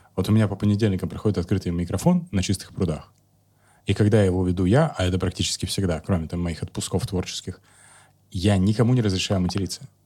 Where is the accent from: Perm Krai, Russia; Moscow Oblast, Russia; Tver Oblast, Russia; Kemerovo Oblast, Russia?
Kemerovo Oblast, Russia; Kemerovo; moved away; also born or lived in Novosibirsk; я из Кемерово родом